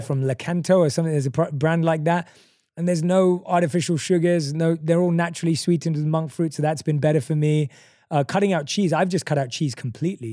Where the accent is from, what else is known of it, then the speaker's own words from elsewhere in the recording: London, United Kingdom; the street where I grew up right now on Green Lanes